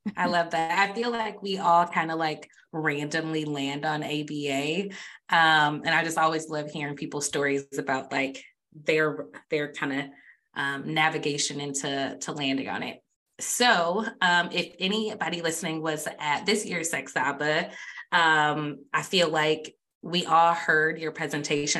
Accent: Michigan, United States; I'm from Michigan

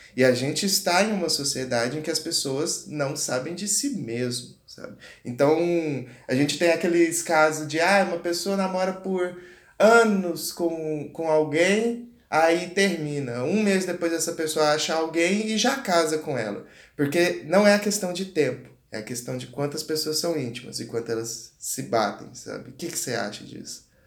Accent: Goiás, Brazil; sou do Goiás e sou do Goiás. Você vê que eu, o sotaque vem quando eu falo

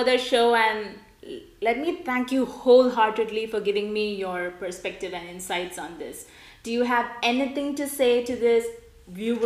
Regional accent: India; I, being an Indian national and my childhood being an Indian

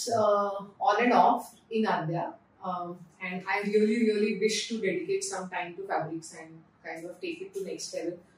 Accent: Pune, Maharashtra, India; moved away as an adult; also born or lived in Mumbai; I am from Pune, so I always wanted to come back to Pune. I was in Mumbai for work and then I came back to Pune

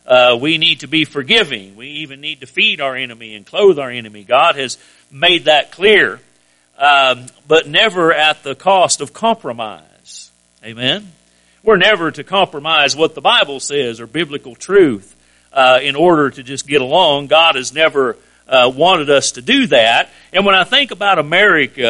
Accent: United States; I'm an American, but I'm a Christian first

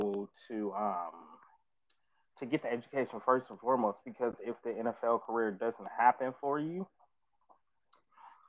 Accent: Atlanta, Georgia, United States; I am from Atlanta.

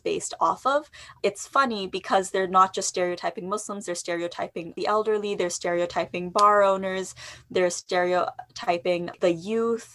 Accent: Toronto, Ontario, Canada; I was born and raised in Toronto

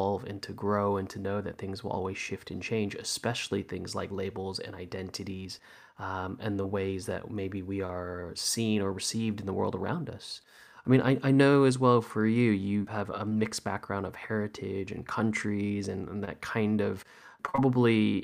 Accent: Los Angeles, California, United States; also born or lived in New Zealand; I was born in New Zealand. I grew up in Los Angeles. My family is Chinese by heritage

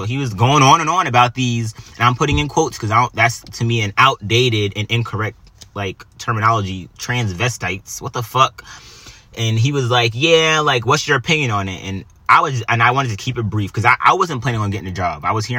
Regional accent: New York, United States; I'm Italian, I'm Puerto Rican, you know? I don't do that. You know, we don't do, I grew up, I grew up in New York, man.

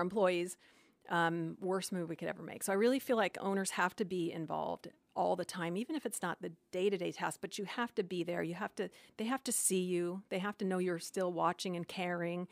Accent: Phoenix, Arizona, United States; moved away; I was from Phoenix and just wanted to go back

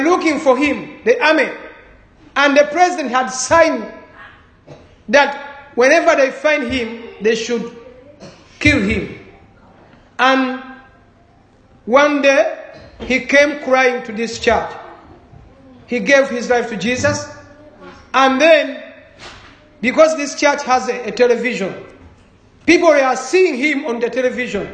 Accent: Uganda

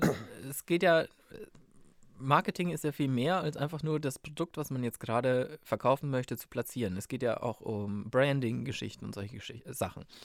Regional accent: Munich, Bavaria, Germany; ich bin in Pasing aufgewachsen, das ist im Münchner Westen

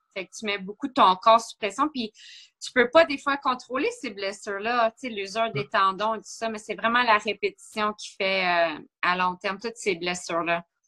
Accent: Blainville, Quebec, Canada; j'ai vécu mon enfance à Blainville

